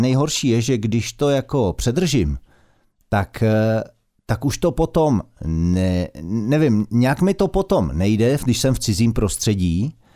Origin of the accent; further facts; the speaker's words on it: Karlovy Vary, Karlovy Vary Region, Czechia; now in Prague, Czechia; Já byl z, já jsem z Karlových